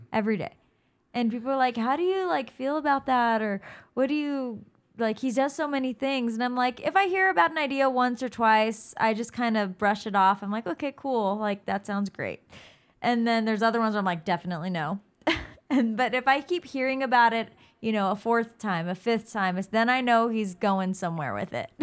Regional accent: California, United States; also born or lived in Oregon; now in Arizona, United States; we grew up in California, but we lived in Oregon for seven years

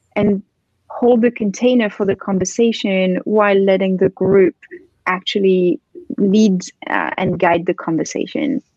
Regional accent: France; moved away as an adult; also born or lived in London / Barcelona / Philippines / Bali; now in New York, United States; I grew up in France

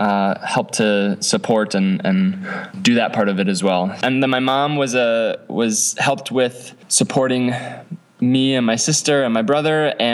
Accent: Madagascar; My parents were missionaries in the 80s and early 90s. So I grew up in Madagascar.

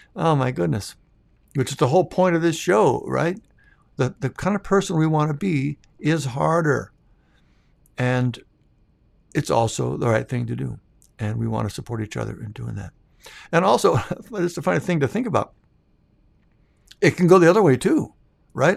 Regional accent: Minnesota, United States; moved away; we're from Minnesota, so I'm still a Vikings fan

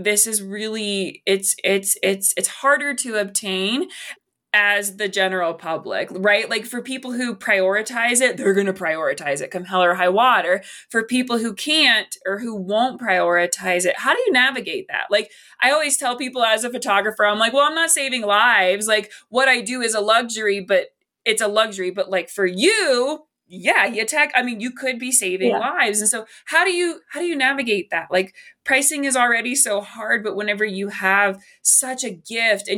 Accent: West Virginia, United States; I love my home state, but like, it's a meat and potatoes kind of state

